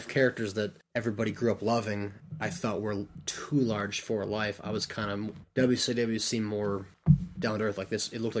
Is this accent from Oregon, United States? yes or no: yes; Cottage Grove, Oregon, United States; Just outside of Madison, or just outside of Eugene, Oregon. Just outside of Madison, little small town, Cottage Grove.